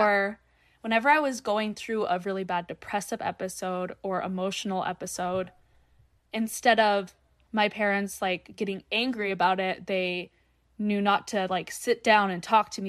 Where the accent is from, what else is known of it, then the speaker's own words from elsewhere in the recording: North Dakota, United States; I'm North Dakota born and raised